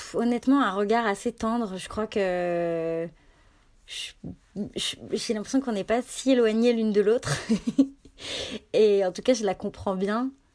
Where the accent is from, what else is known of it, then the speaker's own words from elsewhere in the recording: Annecy, Auvergne-Rhône-Alpes, France; J'ai grandi à Annecy, donc dans un dans un coin en Rhône-Alpes